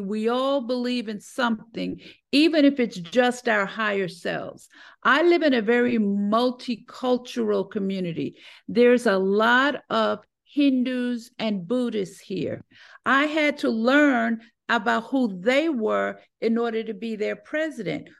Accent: New York, United States; also born or lived in Connecticut; now in Atlanta, United States; was born and raised in New York

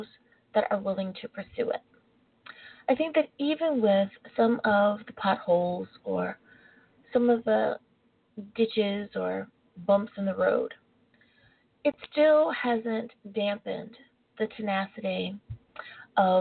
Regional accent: United States; being born an American.

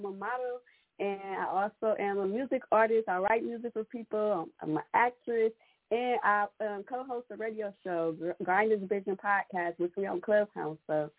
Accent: Ohio, United States; moved away as an adult; now in Atlanta, United States; Originally, I'm from Ohio. I'm new to Atlanta. I just moved to Atlanta, so I'm a new to Atlanta area.

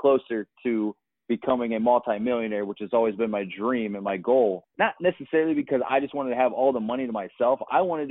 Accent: Akron, Ohio, United States; moved away as an adult; also born or lived in Los Angeles, California

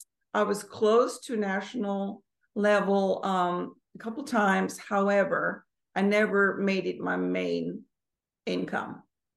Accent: Germany; moved away; also born or lived in United States; So originally, I was born and raised in Germany. I moved to the States in 1991. Moved back to Europe in 1996 and back to the States in 1998.

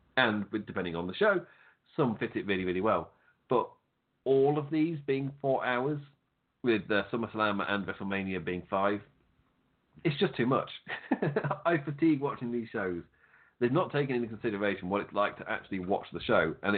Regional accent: England, United Kingdom; I'm English

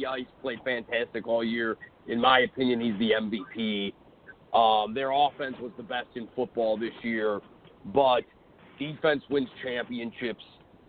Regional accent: Cleveland, Ohio, United States; I'm from Cleveland.

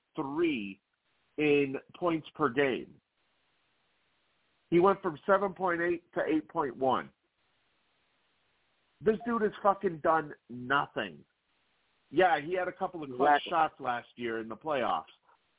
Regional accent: Boston, Massachusetts, United States; I am a Celtics fan. I was born and raised in Boston in all sports.

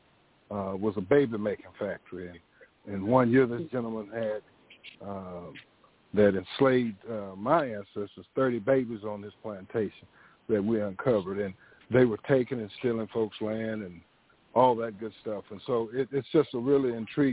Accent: Dallas, Texas, United States; I'm a native of Dallas, Texas. I grew up in Dallas

